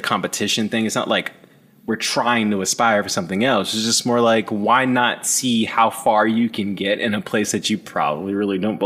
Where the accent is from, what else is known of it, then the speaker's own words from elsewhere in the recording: Maryland, United States; I grew up in Maryland